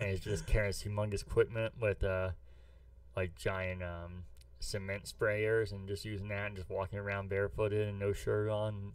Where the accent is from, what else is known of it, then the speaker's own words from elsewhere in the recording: St. Louis, Missouri, United States; I'm from St. Louis